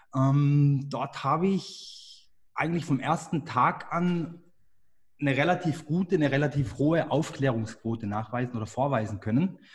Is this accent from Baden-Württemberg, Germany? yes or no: yes; Engen, Baden-Württemberg, Germany; Das ist in Deutschland im wunderschönen Hegau, nicht ganz so weit entfernt vom Bodensee. Äh, dort bin ich auch aufgewachsen